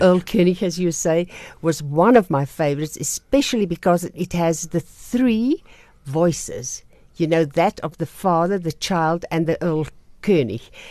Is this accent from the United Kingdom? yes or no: no; Krugersdorp, Gauteng, South Africa; also born or lived in Vicksburg, Free State; now in Pretoria, South Africa; I grew up in Krugersdorp, went to Monument High School, and from there I went to Pretoria